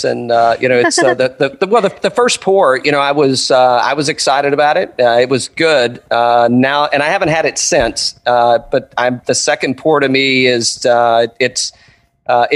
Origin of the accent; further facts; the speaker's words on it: Tri-Cities area, East Tennessee, United States; now in Atlanta, United States; I was born in East Tennessee also, Tri-Cities area